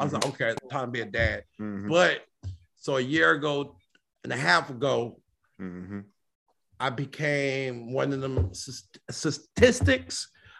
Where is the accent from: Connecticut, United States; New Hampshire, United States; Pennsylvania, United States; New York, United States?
New York, United States; New York City; moved away as an adult; now in Memphis, United States; So I'm born and raised in Brooklyn, New York.